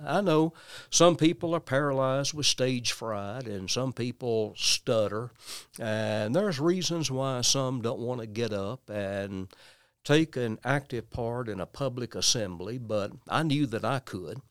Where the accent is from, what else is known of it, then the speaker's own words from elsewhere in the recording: West Tennessee, United States; also born or lived in Nashville, Tennessee / Memphis area; West Tennessee